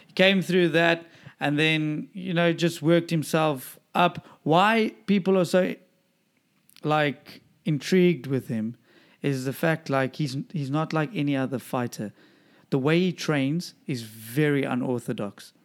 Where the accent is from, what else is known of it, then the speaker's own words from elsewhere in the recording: Durban, KwaZulu-Natal, South Africa; moved away; my hometown Dubs